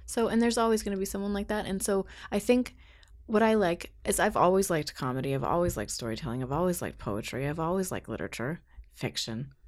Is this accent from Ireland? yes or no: no; Canada; moved away as an adult; also born or lived in Ottawa, Canada / Seattle, United States; being a Canadian in the States